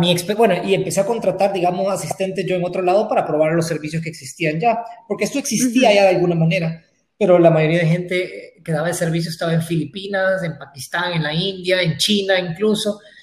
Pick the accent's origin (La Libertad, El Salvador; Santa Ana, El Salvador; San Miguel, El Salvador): Santa Ana, El Salvador; moved away as an adult; now in San Salvador, El Salvador; Yo soy originalmente de Santa Ana eh, y me, vine a San Salvador a estudiar